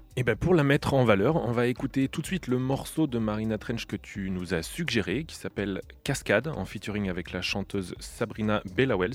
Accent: central France, France; je suis originaire du centre de la France

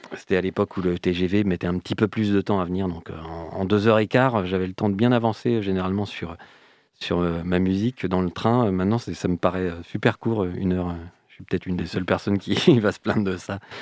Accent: Rennes, Brittany, France; je suis originaire de Rennes

